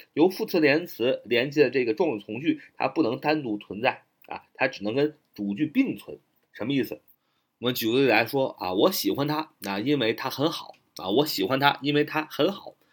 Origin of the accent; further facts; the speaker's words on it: China; 我们中国人